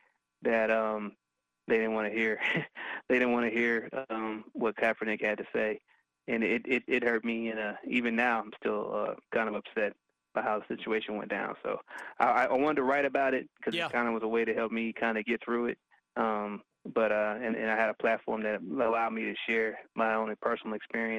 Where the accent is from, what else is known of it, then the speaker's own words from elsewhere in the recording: Kansas City, Missouri, United States; my hometown